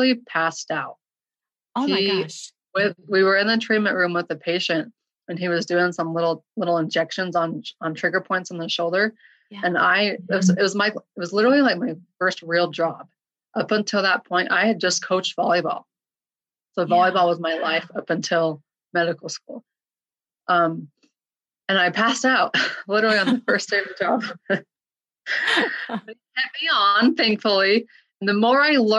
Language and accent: English; Utah, United States; also born or lived in Portland, Oregon; I grew up in Utah my whole life, went out to Portland, Oregon